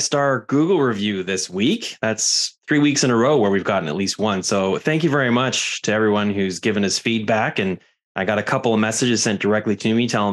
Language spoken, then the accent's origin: English; Canada; I'm Canadian